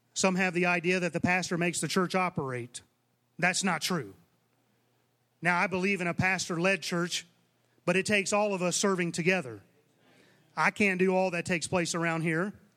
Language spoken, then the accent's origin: English; Southeast, United States; moved away; I come from the Southeast, and, and you can make a living just preaching in, within about a two hundred mile radius